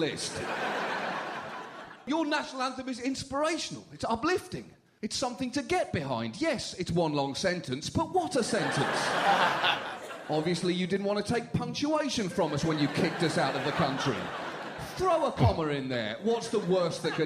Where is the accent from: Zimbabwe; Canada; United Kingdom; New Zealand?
United Kingdom; moved away; As a British person